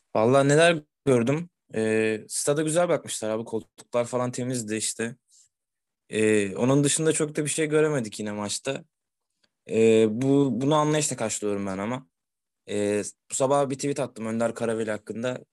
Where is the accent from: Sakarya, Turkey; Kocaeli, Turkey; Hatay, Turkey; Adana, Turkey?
Sakarya, Turkey; Kendi memleketimin takımı